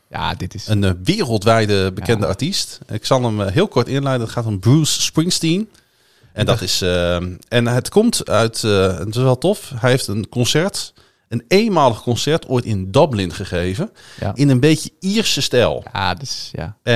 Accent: Netherlands; bij ons als Nederlanders.

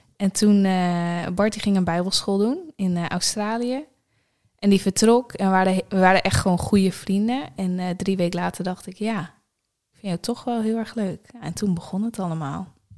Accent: Nieuw-Buinen, Drenthe, Netherlands; moved away as an adult; also born or lived in Groningen; Mijn ouders wonen daar nog steeds in het huis waar ik ben opgegroeid.

